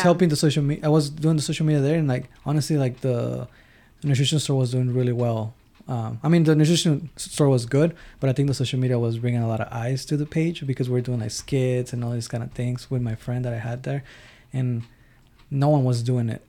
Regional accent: Del Rio / Ciudad Acuña border area, Texas, United States; moved away as an adult; also born or lived in Mexico; now in Stafford, United States; I'm from the real tech, the real Texas, border town to Mexico, Acuña

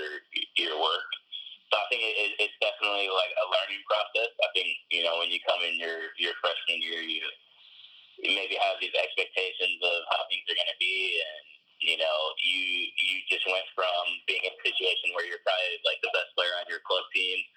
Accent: Michigan, United States; I was from Michigan

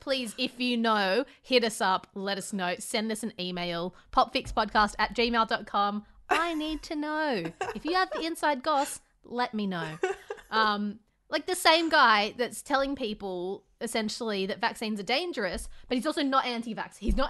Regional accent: India; And as an Indian woman, I will continue to give no fucks about him

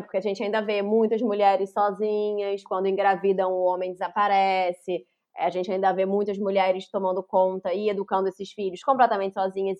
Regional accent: Rio de Janeiro, Brazil; Nasci em Laranjeiras, na cidade do Rio de Janeiro, em 1983

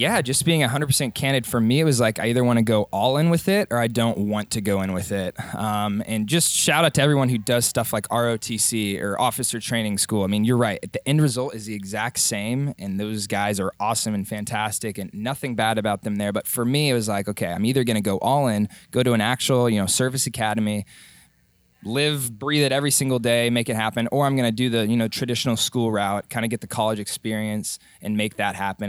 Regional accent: Dallas, Texas, United States; moved away as an adult; I grew up in Dallas, Texas

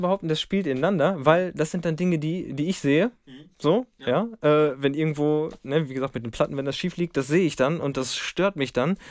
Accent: Lemgo, North Rhine-Westphalia, Germany; ich komme aus dem Lipperland

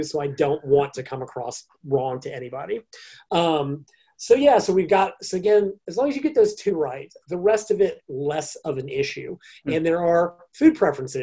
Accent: United States; I'm an American

